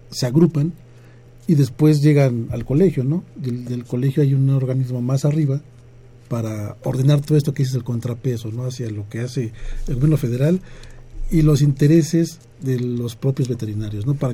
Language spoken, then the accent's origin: Spanish; Mexico; somos universitarios, somos mexicanos